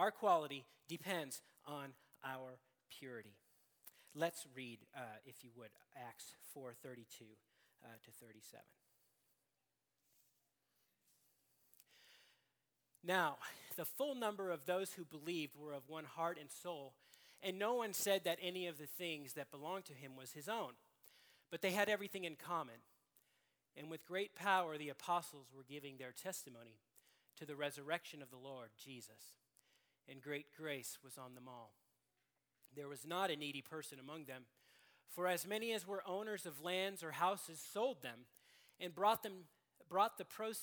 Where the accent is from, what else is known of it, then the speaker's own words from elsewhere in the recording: Seattle, Washington, United States; I'm from Seattle, and it was very difficult to be a sports fan in Seattle all growing up.